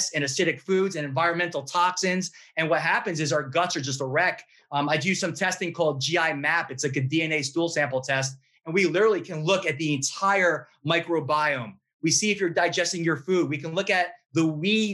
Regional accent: New York, United States; I'm a New Yorker.

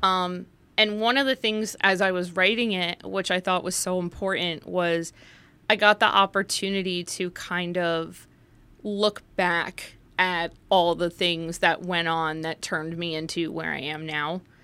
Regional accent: Livingston, New Jersey, United States; also born or lived in Morris County, New Jersey; I was born and raised in Livingston, New Jersey, which is just in Essex County

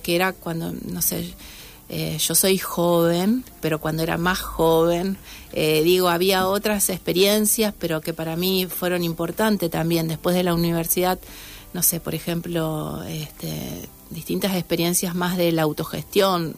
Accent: Santa Fe, Argentina; yo nací en Santa Fe

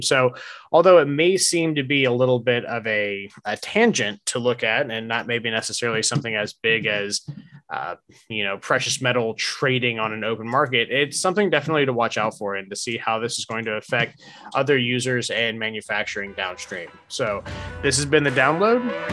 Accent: United States; also born or lived in South Georgia / Largo, Florida; growing up in North Florida and South Georgia

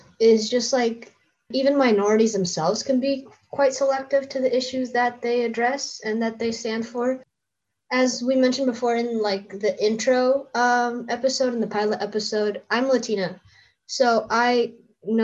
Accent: Arizona, United States; I'm from Arizona

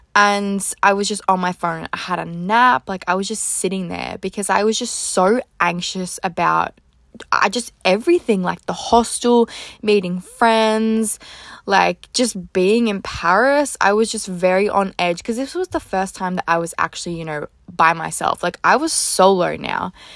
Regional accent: Australia; also born or lived in Gold Coast; I'm from Australia.

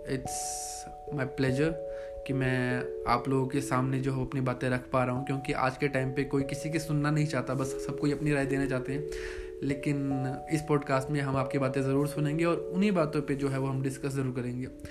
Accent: Chamba, Himachal Pradesh, India; मैं चंबा का रहने वाला हूँ चंबा हिमाचल प्रदेश का एक बहुत ही छोटा सा सिटी है

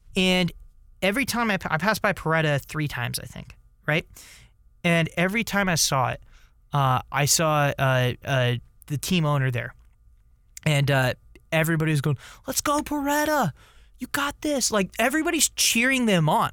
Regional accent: United States

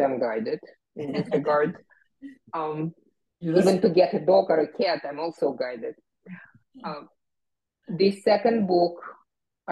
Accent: Kyiv, Ukraine; moved away; I am from Ukraine, I'm from the Soviet Union, but from Kiev.

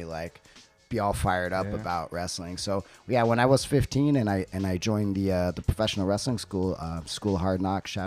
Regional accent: West Covina, California, United States; moved away as an adult; now in Tokyo, Japan; I grew up in West Covina, California. So it's like San Gabriel Valley

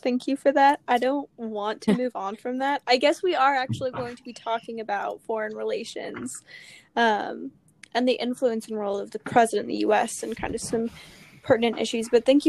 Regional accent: United States; I am aggressively American

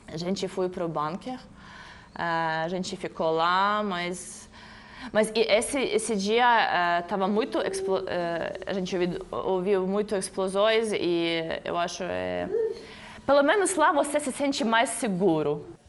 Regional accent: Ukraine; born or raised there; Portuguese is a second language; moved away as an adult; now in Brazil

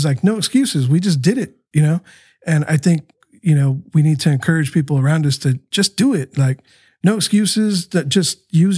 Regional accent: Tijuana, Baja California, Mexico; born there; my heart was for Tijuana too, because, you know, I was born in Tijuana.

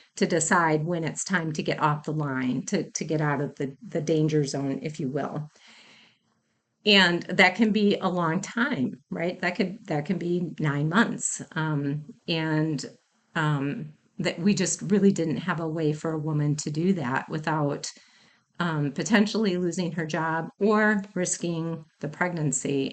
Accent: Mount Pleasant, Wisconsin, United States; I am from Wisconsin. I grew up in the town of Mount Pleasant, which is in Racine County

